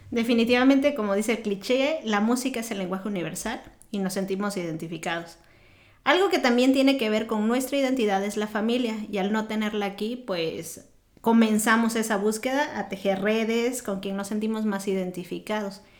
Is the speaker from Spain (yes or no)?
no; Mexico; moved away as an adult; now in United States; siendo profesionista en mi país